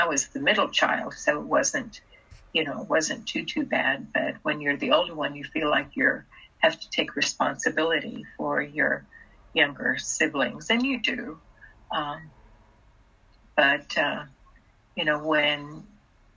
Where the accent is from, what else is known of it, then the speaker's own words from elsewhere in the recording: Texas, United States; English is a second language; also born or lived in China / Germany; I grew up in Texas. Most, you know, my schooling, I didn't speak English when I came here. I spoke German and I spoke Russian. And so English was my third language.